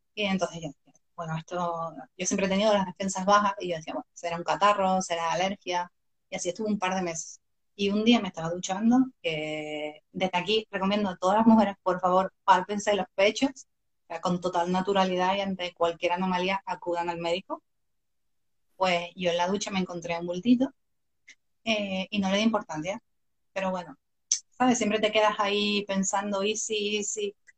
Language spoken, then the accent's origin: Spanish; Canary Islands, Spain; yo soy canaria, mis mejores amigos en la isla